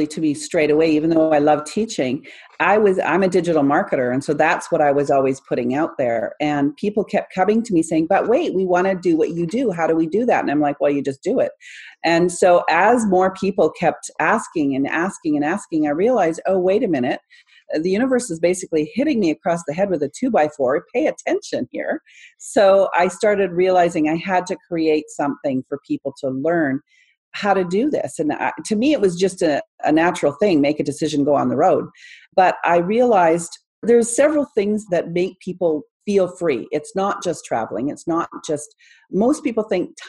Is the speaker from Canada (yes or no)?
yes; Canada; I'm from Canada, where it's supposed to be one of the safest places in the world